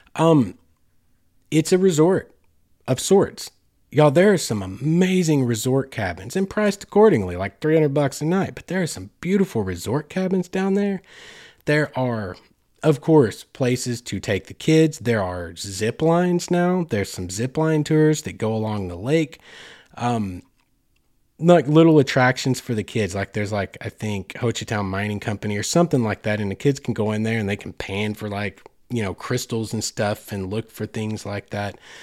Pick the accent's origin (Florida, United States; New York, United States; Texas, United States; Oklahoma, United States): Oklahoma, United States; I grew up in Oklahoma